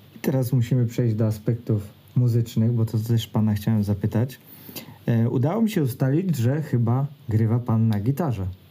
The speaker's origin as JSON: {"language": "Polish", "region": "Greater Poland", "country": "Poland", "said": "ja też jestem z Wielkopolski"}